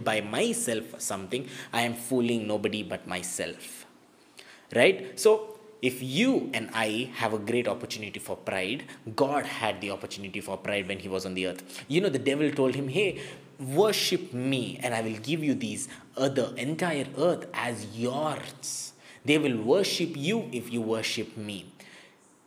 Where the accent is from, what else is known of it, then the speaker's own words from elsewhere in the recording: India; before I am an Indian, I am a Christian